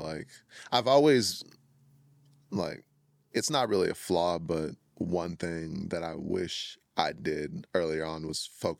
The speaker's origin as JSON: {"language": "English", "town": "Chicago", "region": "Illinois", "country": "United States", "lives_now": "Minnesota, United States", "said": "Yeah, I moved to Minnesota from Chicago."}